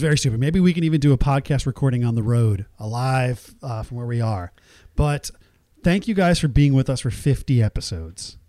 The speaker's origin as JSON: {"language": "English", "country": "Nigeria", "tie": "born or raised there", "moved": "yes", "lives_now": "United States", "said": "I was born in Nigeria"}